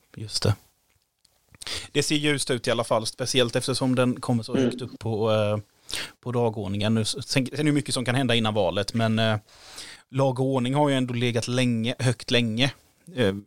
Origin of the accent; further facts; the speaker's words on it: Sweden; då sa vi Sverige